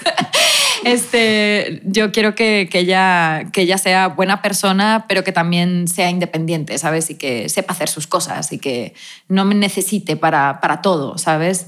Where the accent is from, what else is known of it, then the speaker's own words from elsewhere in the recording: Spain; soy española